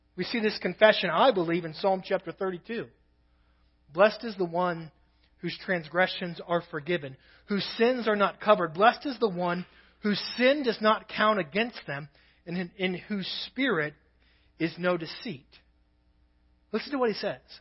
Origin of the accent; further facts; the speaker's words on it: Kentucky, United States; also born or lived in Nebraska; now in Crawford, United States; I'm from Kentucky, so in Kentucky it was a drawer